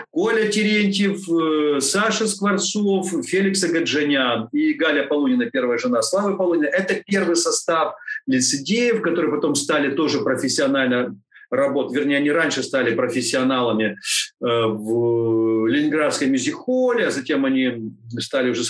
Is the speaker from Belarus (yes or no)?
no; Odesa, Odesa Oblast, Ukraine; я вот как одессит, и вот такие, такие у нас э, связи. То есть это корни, очень-очень мощная.